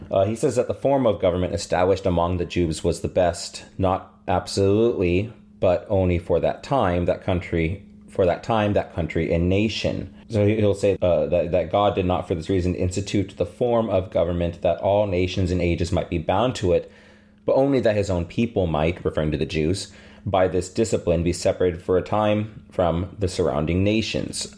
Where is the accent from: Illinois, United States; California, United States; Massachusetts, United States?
California, United States; about an hour from Lodi; now in Rock Valley, United States; just a little over an hour from where I grew up